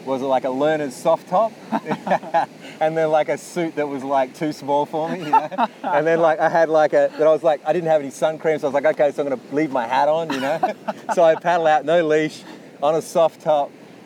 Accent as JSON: {"language": "English", "town": "Yallingup", "region": "Western Australia", "country": "Australia", "tie": "born or raised there", "moved": "yes", "said": "I remember going back to my hometown where I grew up. I mostly sort of spent most of my time in a place called Yellingup, which is where Taj grew up."}